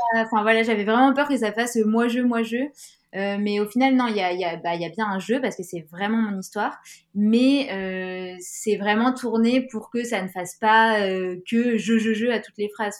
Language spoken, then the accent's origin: French; Grenoble, Auvergne-Rhône-Alpes, France; je viens de Grenoble